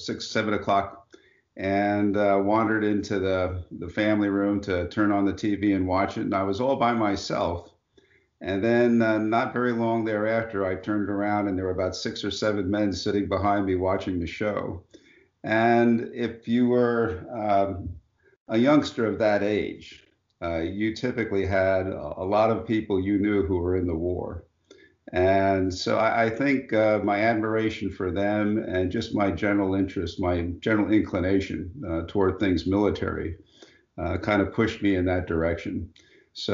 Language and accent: English; Long Island, New York, United States; born and raised in Long Island in New York, so I grew up there